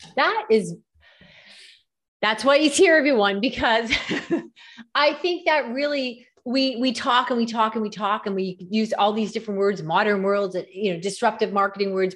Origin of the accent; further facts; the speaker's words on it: Canada; I'm from Canada